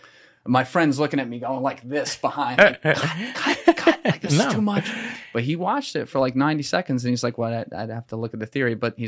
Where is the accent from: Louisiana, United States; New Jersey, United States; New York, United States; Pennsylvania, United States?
New Jersey, United States; I'm from Jersey. You gotta go slower.